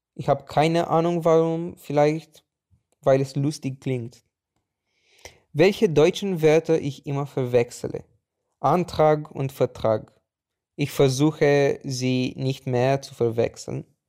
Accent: Bucharest, Romania; German is a second language; Ich komme aus Bukarest, Rumänien.

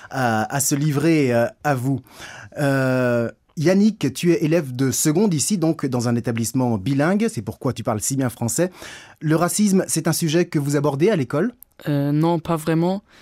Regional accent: Greece; Chez nous, en Grèce

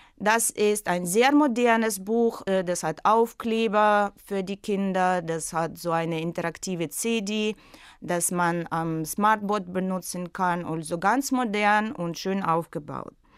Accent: Russia; German is a second language; moved away as an adult; also born or lived in St. Petersburg, Russia; now in Sharm el-Sheikh, Egypt; weil ich in Russland geboren bin

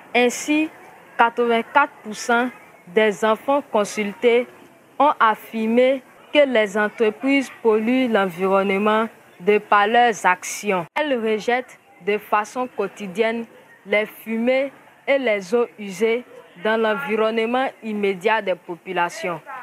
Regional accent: San-Pédro, Côte d’Ivoire; j'ai 14 ans. Je viens de la Côte d'Ivoire. J'appartiens au groupement des enfants de San Pedro.

